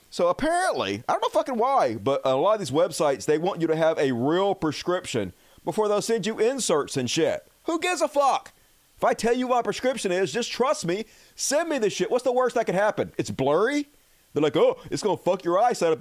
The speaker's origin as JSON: {"language": "English", "country": "United States", "said": "I'm an American"}